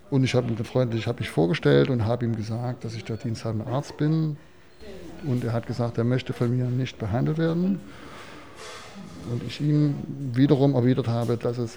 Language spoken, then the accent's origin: German; Chemnitz, Saxony, Germany